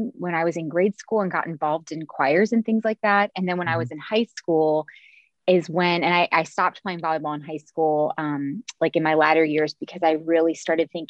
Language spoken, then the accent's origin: English; Cincinnati, Ohio, United States; I'm from Cincinnati, where I'm back living now